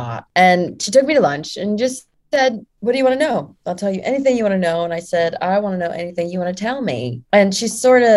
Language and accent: English; United States; I'm an American